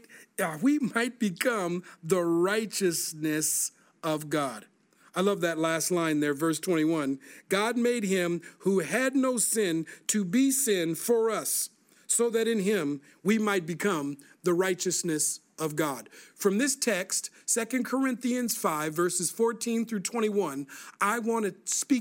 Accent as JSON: {"language": "English", "town": "Minneapolis", "region": "Minnesota", "country": "United States", "tie": "born or raised there", "said": "growing up in Minneapolis, Minnesota"}